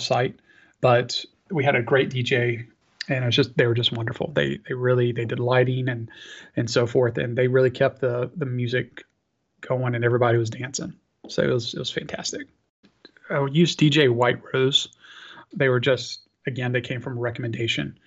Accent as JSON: {"language": "English", "region": "North Carolina", "country": "United States", "said": "I'm from North Carolina"}